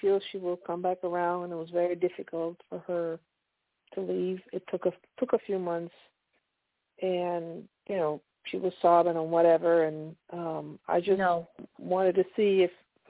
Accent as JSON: {"language": "English", "region": "Pennsylvania", "country": "United States", "said": "I'm from Pennsylvania."}